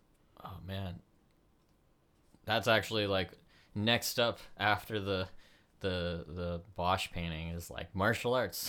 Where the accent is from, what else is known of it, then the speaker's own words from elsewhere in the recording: Connecticut, United States; born there; I'm actually, I was born in Connecticut.